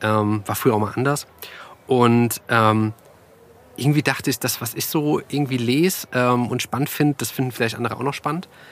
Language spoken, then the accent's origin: German; Groß-Gerau, Hesse, Germany; moved away as an adult; now in Frankfurt, Germany; Also ich komme aus der Nähe von Frankfurt, äh, aus Groß-Gerau und bin eigentlich nur so ein, so ein paar Meter quasi weitergesprungen äh, vor über zehn Jahren